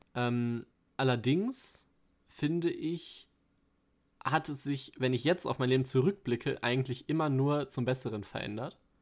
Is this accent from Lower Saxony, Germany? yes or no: no; Ruhr area, North Rhine-Westphalia, Germany; meine frühen Lebensjahre so viel im Ruhrgebiet